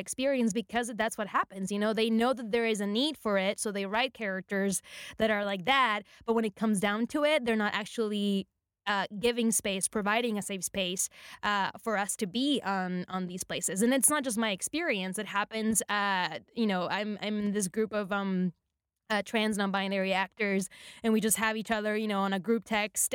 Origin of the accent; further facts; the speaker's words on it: Puerto Rico; moved away as an adult; now in Los Angeles, United States; when I first came to Los Angeles, I'm from Puerto Rico, I speak Spanish, I'm Latina